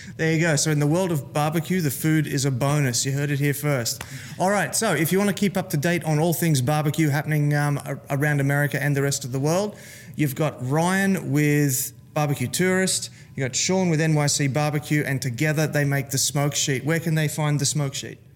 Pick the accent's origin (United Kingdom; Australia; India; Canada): Australia; Gold Coast, Queensland; I'm from the Gold Coast of Australia